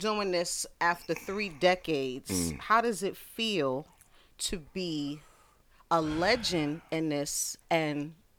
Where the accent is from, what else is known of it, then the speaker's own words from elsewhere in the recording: New York City, New York, United States; I'm from Brooklyn, Bedford-Stuyvesant.